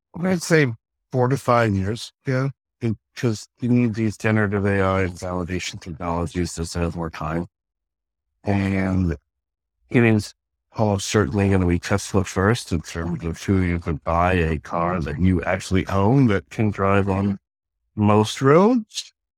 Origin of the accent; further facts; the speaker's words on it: Pennsylvania, United States; I grew up in Pennsylvania